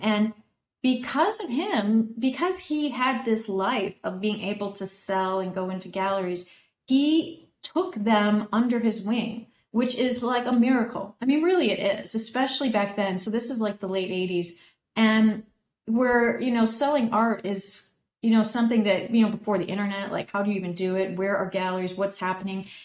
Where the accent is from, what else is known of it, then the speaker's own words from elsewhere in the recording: Oak Park, Illinois, United States; I grew up just outside Chicago